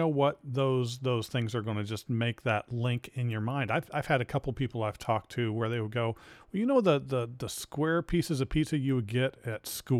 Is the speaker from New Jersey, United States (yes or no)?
yes; New Jersey, United States; I grew up in New Jersey